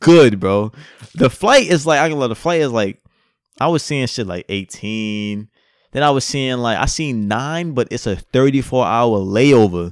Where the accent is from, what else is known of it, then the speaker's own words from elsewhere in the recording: United States; I'm American